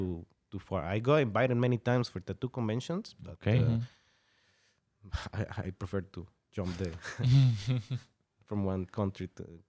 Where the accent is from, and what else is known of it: Monterrey, Nuevo León, Mexico; born or raised there; moved away; also born or lived in Saltillo